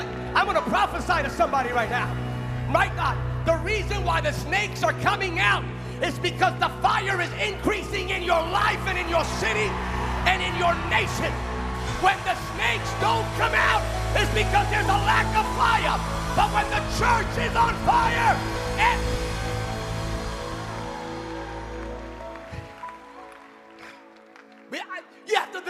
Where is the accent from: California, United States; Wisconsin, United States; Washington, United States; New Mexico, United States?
California, United States; I'm from California